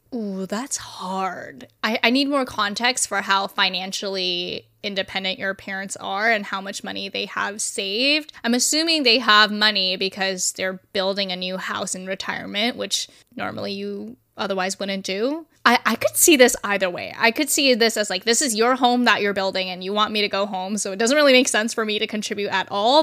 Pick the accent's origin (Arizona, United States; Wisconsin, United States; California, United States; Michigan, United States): California, United States; I am from California